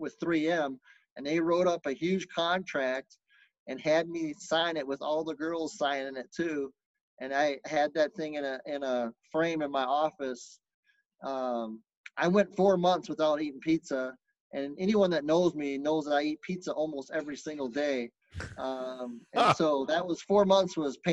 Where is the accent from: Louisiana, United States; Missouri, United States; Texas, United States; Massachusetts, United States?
Texas, United States; Lubbock; moved away; I was born in Lubbock, Texas.